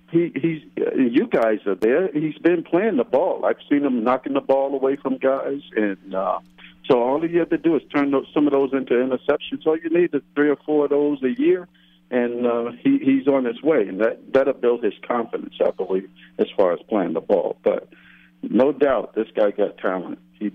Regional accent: Newark, New Jersey, United States; My mother lives not too far from the stadium. She lives in Newark, and I grew up in Newark.

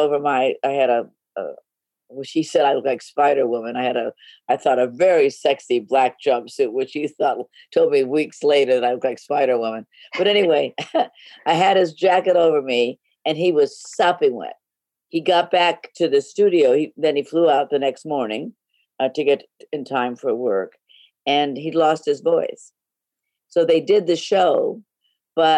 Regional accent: Los Angeles, California, United States; I grew up in Hollywood

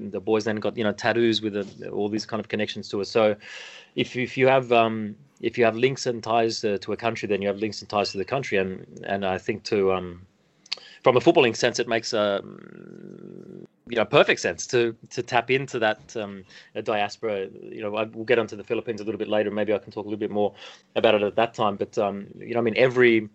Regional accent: Australia; now in Japan; as an Australian, you know, living here in Japan

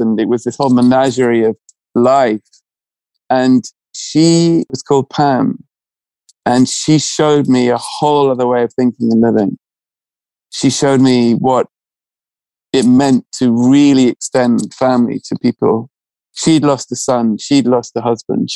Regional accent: England, United Kingdom; being English and, you know, educated in a certain way

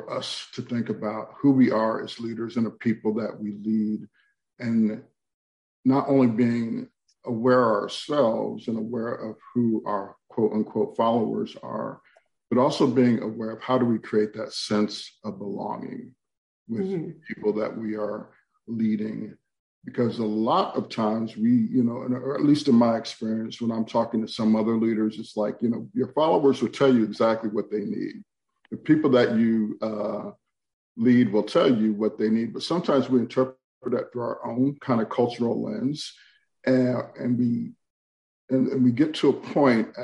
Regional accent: New York, United States; now in Greensboro, United States; I grew up in New York myself.

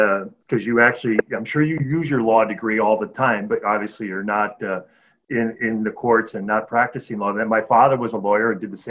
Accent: Midwest, United States; growing up in, as an Irish Catholic young guy in the Midwest

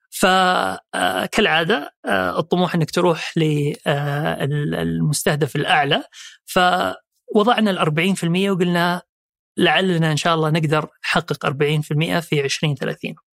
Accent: Jeddah, Makkah Province, Saudi Arabia; also born or lived in Riyadh / Eastern Province / London / Dubai; مولود في الرياض وأول انتقال في حياتي كان لجدة وهناك تربيت

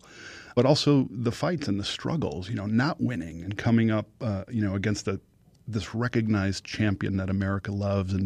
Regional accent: Chicago, Illinois, United States; where I grew up in Chicago

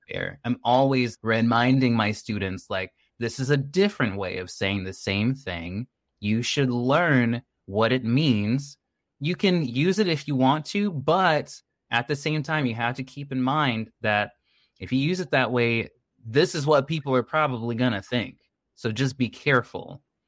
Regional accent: United States; first language English; I'm from the United States. English is my first language

